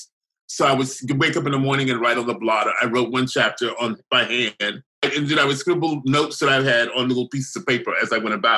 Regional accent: the South, United States; when I was growing up in the South

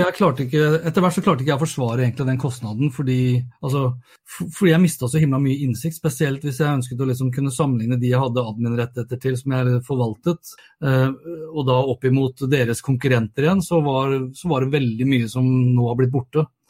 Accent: Norway; hjemme i Norge

